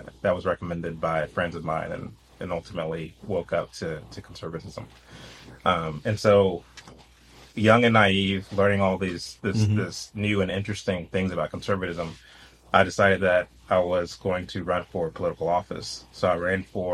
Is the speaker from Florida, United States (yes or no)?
no; Fort Worth, Texas, United States; I grew up actually in Fort Worth, Texas.